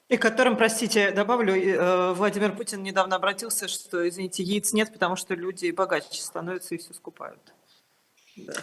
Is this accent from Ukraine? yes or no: no; Tbilisi, Georgia; я родилась в Тбилиси